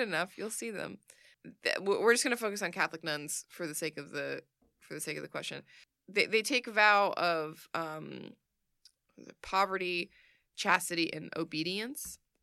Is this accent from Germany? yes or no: no; Sweden; I am from Sweden